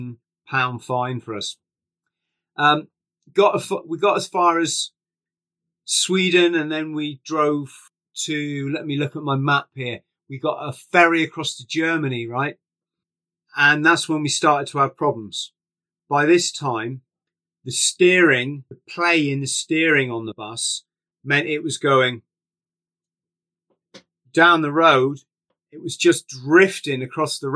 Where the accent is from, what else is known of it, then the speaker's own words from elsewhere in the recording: England, United Kingdom; We're English.